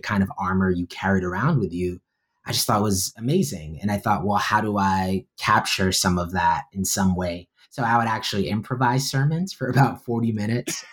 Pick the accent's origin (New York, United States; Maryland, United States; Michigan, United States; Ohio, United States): New York, United States; New York City; born or raised there; also born or lived in Bronx